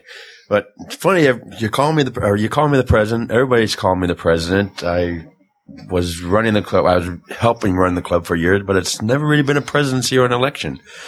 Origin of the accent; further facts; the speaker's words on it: Redondo Beach, California, United States; now in Atlanta, United States; Redondo Beach, California. I basically grew up surfing